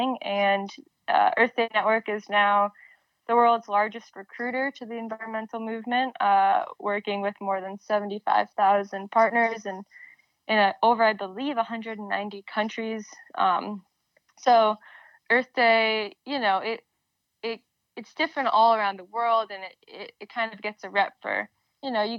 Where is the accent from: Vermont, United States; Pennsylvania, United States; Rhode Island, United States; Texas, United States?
Vermont, United States; Burlington; moved away as an adult; also born or lived in Washington, D.C.; Growing up in Burlington, Vermont, it is the largest city here, but it's quite small.